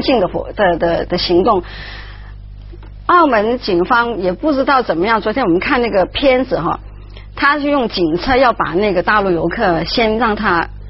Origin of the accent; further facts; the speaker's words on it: Guangdong, China; also born or lived in Beijing; now in Hong Kong; 我老家是广东的，但是我妈妈是安徽人